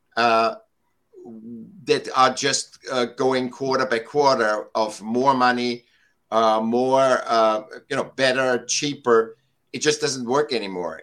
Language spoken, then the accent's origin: English; Vienna, Austria; now in Laguna Beach, United States; I was born in Vienna, Austria. And I was uh, a sick child, and I got to school when I was seven